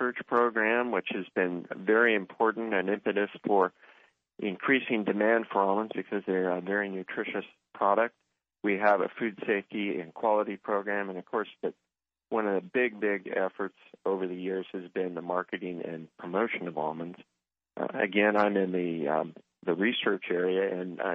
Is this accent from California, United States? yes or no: yes; Central Valley, California, United States; I spent a lot of time growing up in the Central Valley, and actually during the summer times, I did work in the grape vineyards